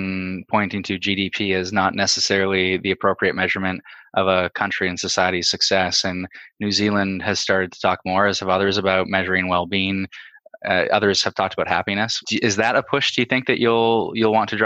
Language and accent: English; Toronto, Ontario, Canada; I'm from Beaches, East York here in Toronto.